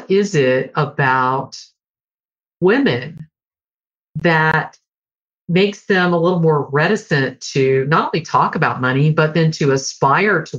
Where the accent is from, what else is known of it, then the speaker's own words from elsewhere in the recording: Deep South, United States; I grew up in the Deep South and was a teenager in the 70s and into the 80s